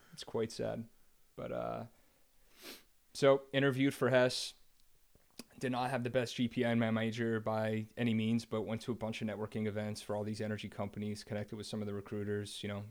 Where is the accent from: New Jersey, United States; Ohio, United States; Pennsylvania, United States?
New Jersey, United States; I grew up in New Jersey.